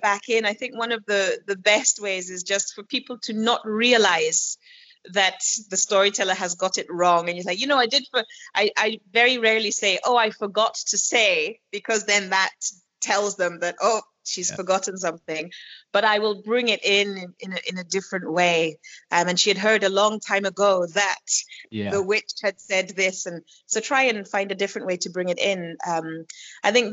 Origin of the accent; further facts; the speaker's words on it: Kenya; accent: Kenyan; when I find myself with other Kenyan people, even when I speak English, my accent changes to a more Kenyan accent of speaking English